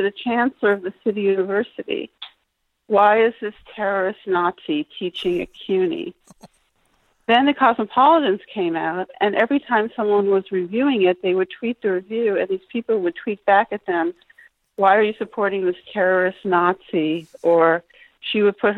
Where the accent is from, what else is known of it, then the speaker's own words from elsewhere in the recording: New York City, New York, United States; I'm a New Yorker